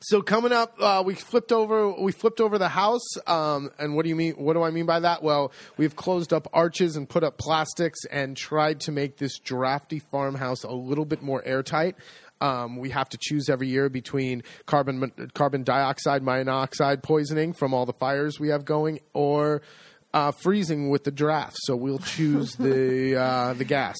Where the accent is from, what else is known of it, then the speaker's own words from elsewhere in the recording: United States; accent: American; now in Le Marche, Italy; my horrible American accent